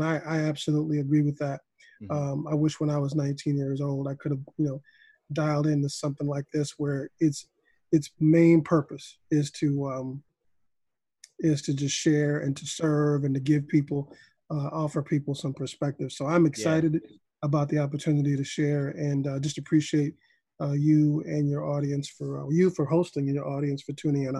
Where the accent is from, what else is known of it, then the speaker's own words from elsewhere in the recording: Evanston, Illinois, United States; born there; I was born in Evanston, and Evanston, Illinois, here in the north.